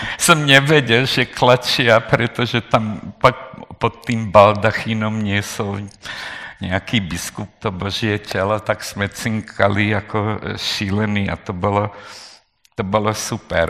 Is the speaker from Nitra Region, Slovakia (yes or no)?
yes; Nové Zámky, Nitra Region, Slovakia; moved away as an adult; ja říkam nové zámky